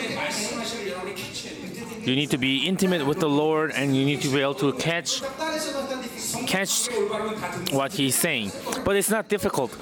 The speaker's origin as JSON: {"language": "English", "country": "South Korea", "first_language": "Korean", "second_language": "English", "said": "I'm a Korean"}